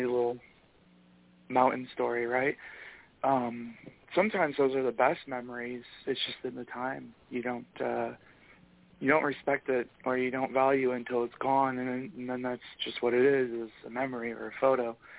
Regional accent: Michigan, United States; a proud Michigander

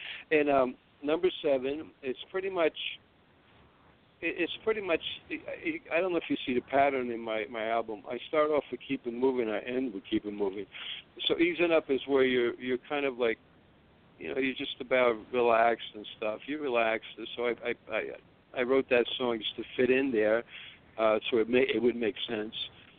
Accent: Tripoli, Tripoli District, Libya; English is a second language; I was born in North Africa, but to Italian parents. I'm from

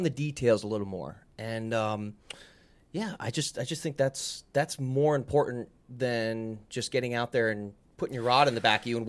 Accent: New Jersey, United States; I don't even know how I did it over the years because I came from Jersey.

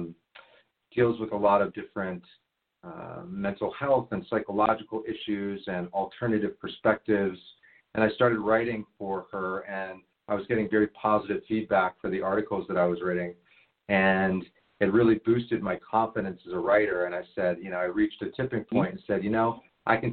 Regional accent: Washington, District of Columbia, United States; I grew up in Washington, D.C. I grew up in Georgetown

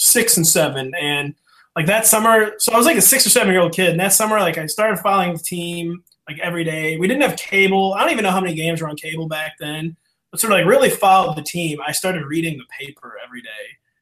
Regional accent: St. Louis, Missouri, United States; So, you know, I'm from St. Louis

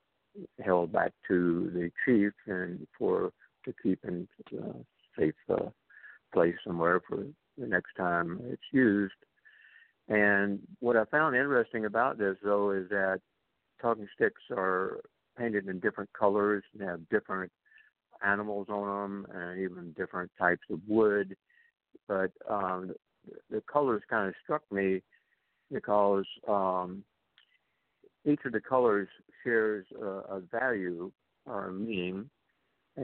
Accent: Deep South, United States; now in Santa Barbara, United States; growing up in the Deep South, I went to an all-white school just blocks from the home of Martin Luther King and literally across the street from the Greyhound bus station where the clash with the Freedom Riders took place

